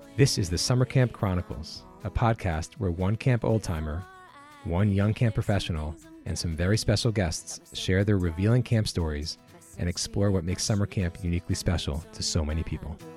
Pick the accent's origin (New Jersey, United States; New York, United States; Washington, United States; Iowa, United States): New York, United States; I was from New York.